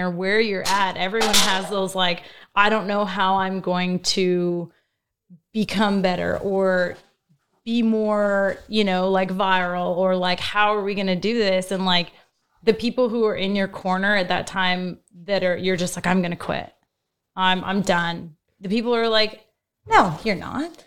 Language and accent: English; Fort McMurray, Alberta, Canada; I was from Fort McMurray. So I'm an oil field girl.